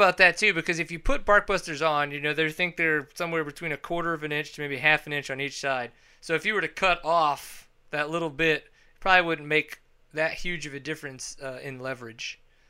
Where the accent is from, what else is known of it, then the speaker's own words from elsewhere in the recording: Louisiana, United States; now in Texas, United States; I grew up in Louisiana in the Sarah circuit